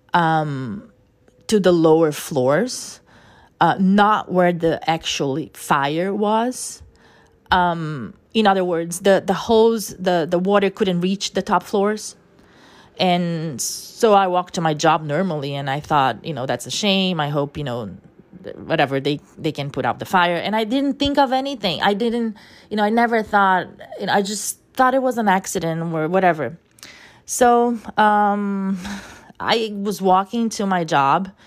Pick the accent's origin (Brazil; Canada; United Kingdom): Brazil; first language Portuguese; English is a second language; moved away as an adult; now in New York, United States; I was born in Brazil and my first language is Portuguese